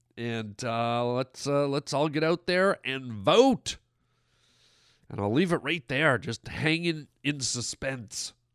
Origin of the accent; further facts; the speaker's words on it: Canada; now in United States; I'm from Canada